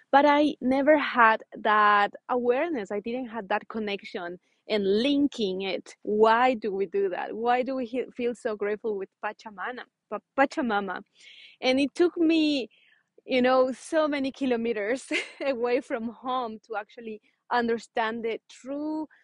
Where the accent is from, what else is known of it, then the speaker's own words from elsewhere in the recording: Ecuador; moved away; I come from Ecuador, South America